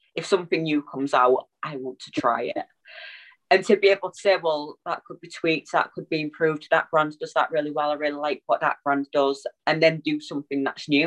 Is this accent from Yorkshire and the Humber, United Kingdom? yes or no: yes; Hull, Yorkshire and the Humber, United Kingdom; we are all from Hull